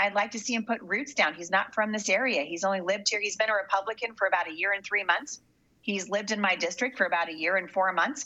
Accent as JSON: {"language": "English", "town": "Portland", "region": "Oregon", "country": "United States", "tie": "born or raised there", "moved": "yes", "said": "I grew up in Portland"}